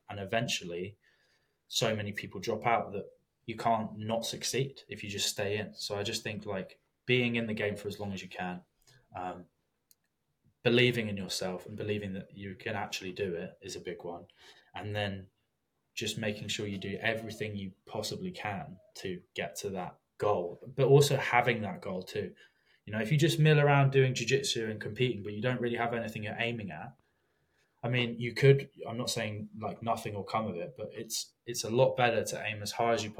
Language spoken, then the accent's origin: English; England, United Kingdom; I mean, I'm English, I didn't grow up in America